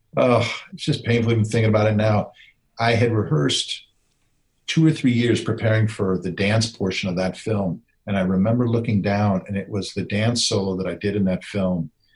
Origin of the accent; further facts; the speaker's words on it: Wisconsin, United States; I grew up in Wisconsin